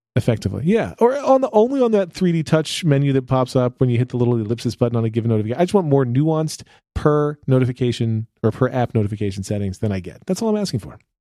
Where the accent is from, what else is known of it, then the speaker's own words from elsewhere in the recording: United States; I'm from America